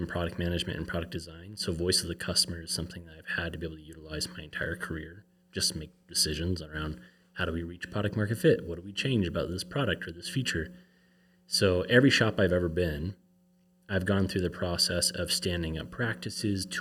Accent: Colorado, United States; moved away as an adult; now in Utah, United States; I grew up in Colorado

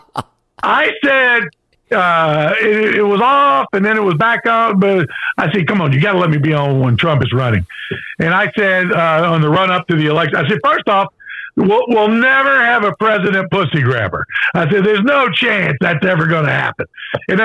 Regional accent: Danville, Virginia, United States; I'm a hillbilly from Danville, Virginia

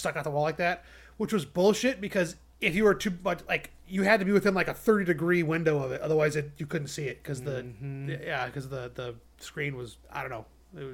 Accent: United States; I'm American

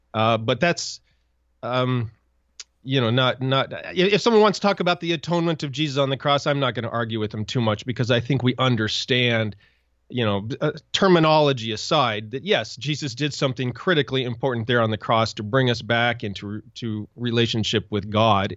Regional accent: Montana, United States; I grew up in Montana

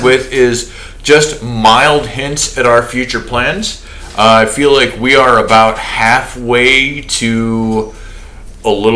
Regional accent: United States; the United States. That's where we're from.

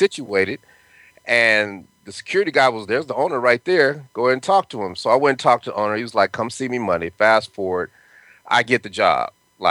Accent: Denver, Colorado, United States; moved away; also born or lived in California; I'm from Denver, Colorado, and I went to school in Cali

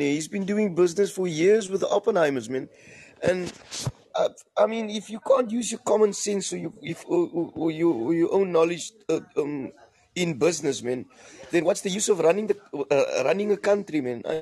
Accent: South Africa; I'm fully South African man.

